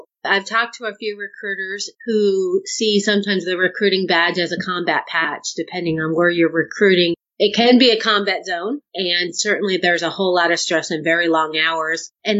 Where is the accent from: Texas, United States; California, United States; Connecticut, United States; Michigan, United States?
Connecticut, United States; Norwich; I joined almost 28 years ago out of my hometown. Norwich, Connecticut was the recruiting office I joined out of.